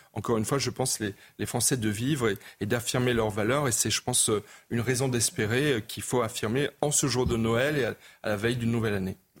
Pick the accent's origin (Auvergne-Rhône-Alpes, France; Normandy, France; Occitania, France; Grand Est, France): Grand Est, France; Colmar; suis alsacien. J'ai grandi en Alsace, Moselle, enfin, Colmar.